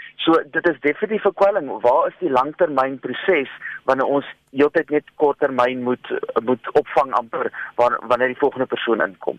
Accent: South Africa

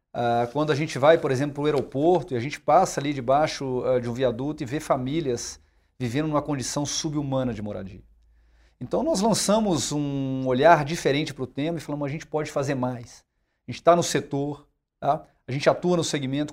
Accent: Brazil

